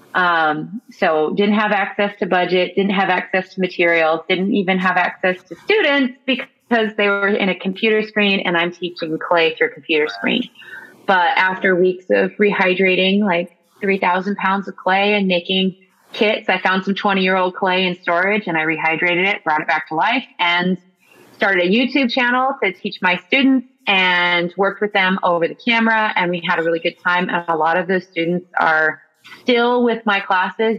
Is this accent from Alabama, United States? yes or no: no; the Valley, California, United States; also born or lived in San Francisco; I actually was born and raised here in the Valley